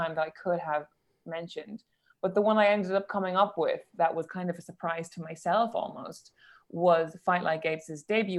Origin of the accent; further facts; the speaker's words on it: Cork, Munster, Ireland; moved away as an adult; now in London, United Kingdom; But I grew up in Cork and I also went to college in Cork in UCC